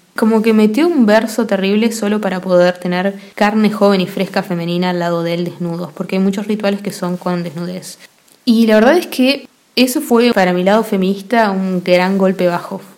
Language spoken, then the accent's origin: Spanish; Argentina; Yo soy argentina